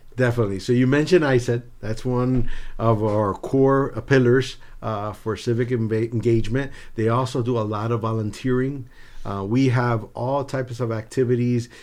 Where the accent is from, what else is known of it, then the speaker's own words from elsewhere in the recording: Miami, Florida, United States; also born or lived in New Jersey / Havana, Cuba; I grew up in South Florida, uh, by way of New Jersey.